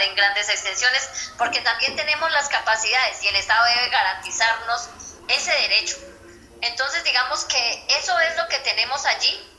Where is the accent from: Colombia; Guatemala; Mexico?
Colombia; Inzá, Cauca; soy de Insa Cauca, eh, de la Asociación Campesina de Isa Tierra Adentro